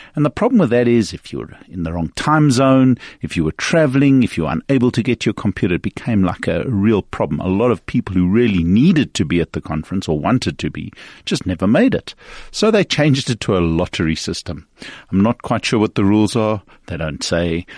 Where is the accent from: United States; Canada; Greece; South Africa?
South Africa; a South African media